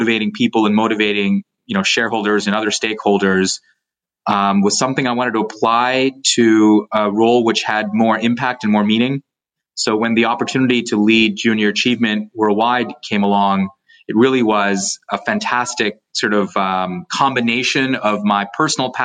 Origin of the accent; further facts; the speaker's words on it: Canada; I went through JA when I was in high school growing up in Canada.